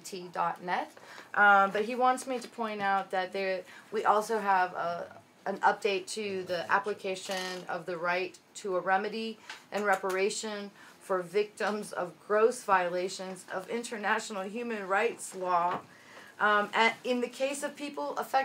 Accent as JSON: {"language": "English", "country": "United States", "moved": "yes", "lives_now": "Mexico", "said": "I'm American."}